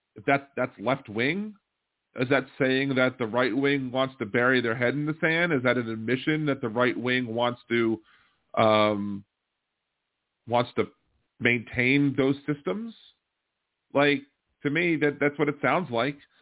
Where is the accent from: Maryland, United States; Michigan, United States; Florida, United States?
Maryland, United States; now in Louisiana, United States; I'm from Maryland